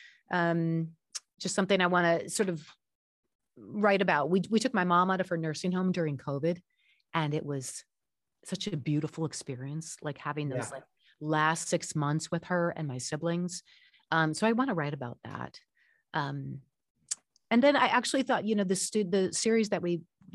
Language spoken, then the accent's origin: English; Chicago, Illinois, United States; moved away as an adult; also born or lived in Los Angeles, California; now in Georgia, United States; I'm from the Midwest, Chicago area, move out to LA.